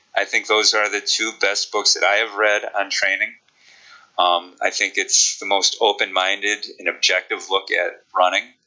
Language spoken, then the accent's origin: English; Chicago, Illinois, United States; accent: Chicago; my Chicago accent